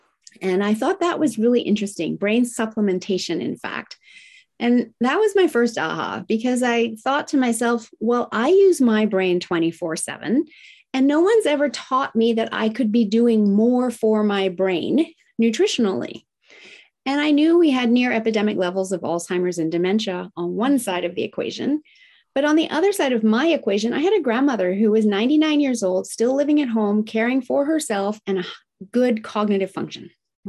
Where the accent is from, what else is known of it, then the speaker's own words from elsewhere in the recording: Tokyo, Japan; English is a second language; I was raised in Tokyo, Japan in the 1970s, in the height of manufacturing plants spewing out toxins. Now, I loved growing up in Japan.